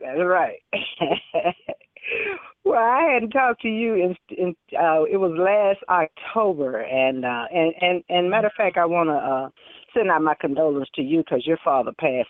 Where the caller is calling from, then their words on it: Dallas, Texas, United States; Yes, how you doing? I'm sorry. … from Big D.